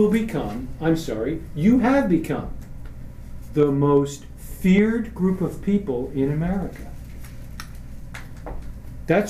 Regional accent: New York, United States; I'm from New York

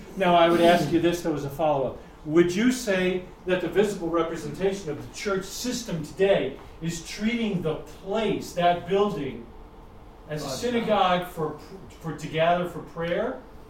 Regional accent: New York, United States; I mean, I'm from New York.

